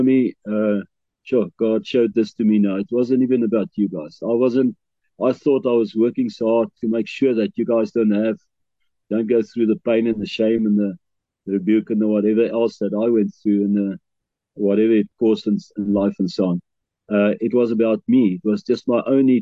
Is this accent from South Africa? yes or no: yes; Bloemfontein, Free State, South Africa; moved away as an adult; also born or lived in KwaZulu-Natal; I grew up in Bloemfontein all my life